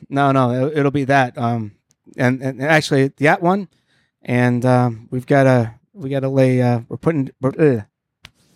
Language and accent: English; Detroit, Michigan, United States; moved away; Detroit, my hometown